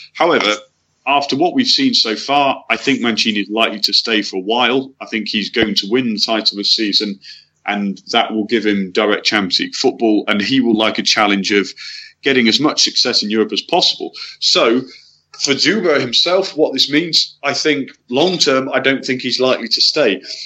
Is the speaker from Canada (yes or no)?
no; England, United Kingdom; as an Englishman